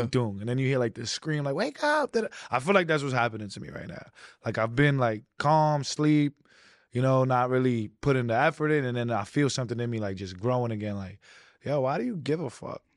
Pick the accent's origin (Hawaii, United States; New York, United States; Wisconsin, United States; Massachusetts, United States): New York, United States; New York City; I wasn't, like, far out of, um, Queens, and I wasn't that deep into Brooklyn